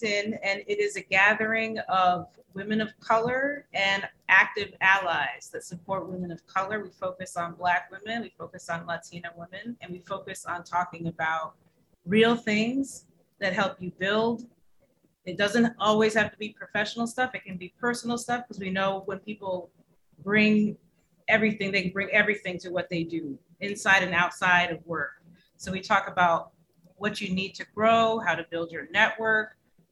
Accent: upstate New York, United States; also born or lived in Jamaica; I am from upstate New York and also the island of Jamaica

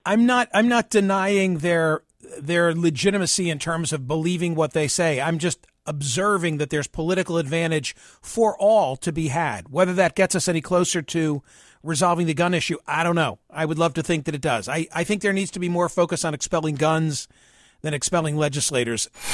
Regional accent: Pennsylvania, United States; my home state of Pennsylvania

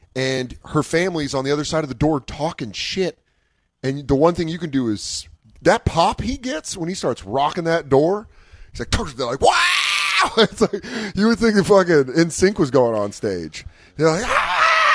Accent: Oakland, California, United States; I grew up in Oakland in the 60s.

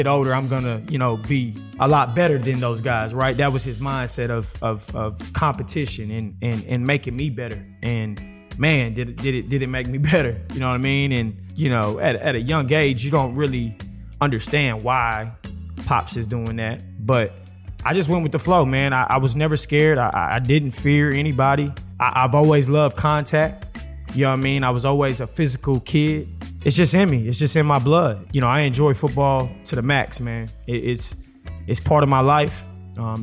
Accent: Texas, United States; Growing up in Texas being a powerhouse, you know, all about football

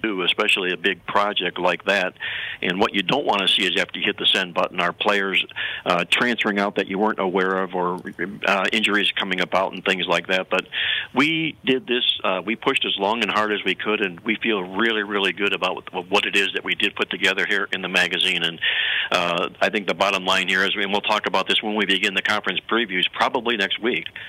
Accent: Cleveland, Ohio, United States; I'm from Cleveland, and we followed LeBron James in high school

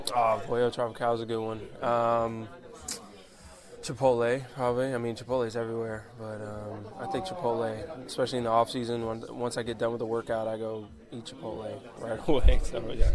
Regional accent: Fort Lauderdale, Florida, United States; getting to play for my hometown team in front of my fan, my hometown fans and fam- family and friends

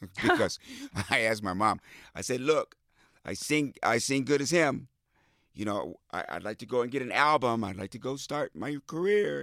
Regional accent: Midwest, United States; I grew up in the Midwest on farms and communes

